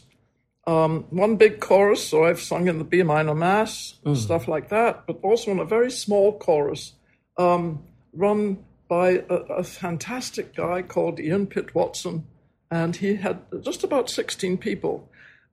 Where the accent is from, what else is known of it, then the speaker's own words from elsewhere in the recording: Scotland, United Kingdom; moved away as an adult; also born or lived in Edinburgh; now in New York, United States; I'm Scottish. But I now live in America because I married an American husband